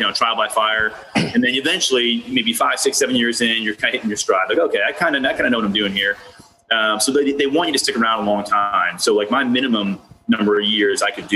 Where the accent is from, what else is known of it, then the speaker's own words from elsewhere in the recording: Boston, Massachusetts, United States; moved away as an adult; also born or lived in Seattle; now in Baltimore, United States; I'm from Boston originally, and I love it there